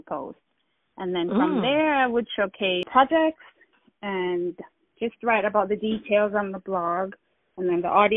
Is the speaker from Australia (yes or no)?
no; Jamaica; I'm Jamaican. I grew up in Jamaica.